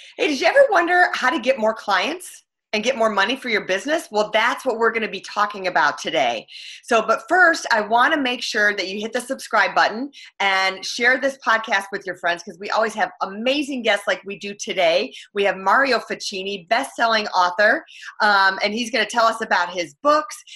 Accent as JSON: {"language": "English", "region": "Michigan", "country": "United States", "tie": "born or raised there", "said": "my hometown, Michigan"}